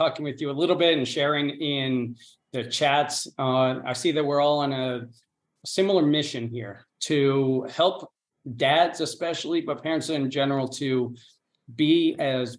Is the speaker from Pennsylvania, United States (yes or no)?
yes; Chadds Ford, Pennsylvania, United States; first language English; moved away as an adult; also born or lived in South Korea; now in Spain; I was born and raised in Pennsylvania, southeastern Pennsylvania, right outside Philly. It's a little town called Chadsford